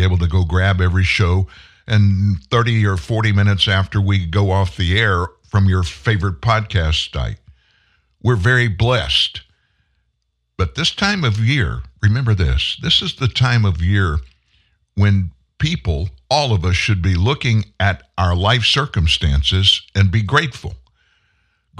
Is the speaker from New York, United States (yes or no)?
no; South Louisiana, United States; also born or lived in Texas; I was from South Louisiana, born in Texas. But at 4, we moved to South Louisiana